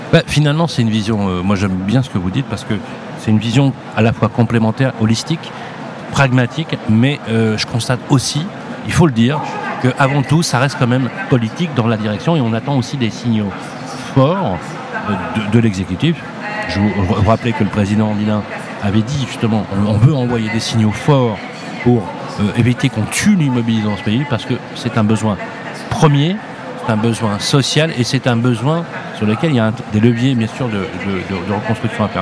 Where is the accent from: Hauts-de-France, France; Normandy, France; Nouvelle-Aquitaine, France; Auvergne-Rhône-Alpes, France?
Auvergne-Rhône-Alpes, France; Lyon; je suis de Lyon